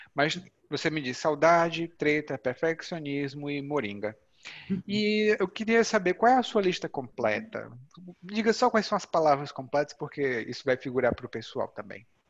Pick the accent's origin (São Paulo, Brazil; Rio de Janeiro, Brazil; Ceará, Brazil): Ceará, Brazil; moved away; lá no Ceará, de onde eu venho